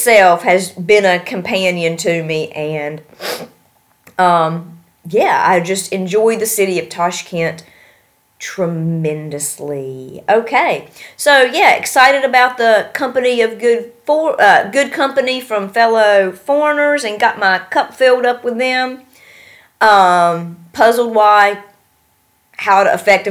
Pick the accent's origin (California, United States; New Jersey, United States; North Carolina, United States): North Carolina, United States; moved away; I'm from North Carolina